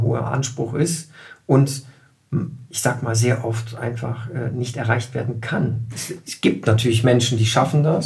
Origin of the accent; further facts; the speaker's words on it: Germany; als Deutscher